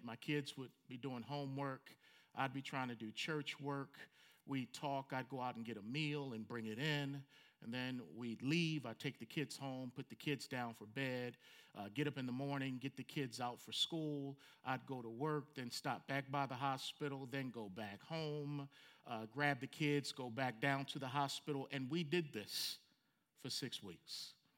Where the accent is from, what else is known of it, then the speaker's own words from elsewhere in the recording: Franklin, Tennessee, United States; in my hometown of Franklin, Tennessee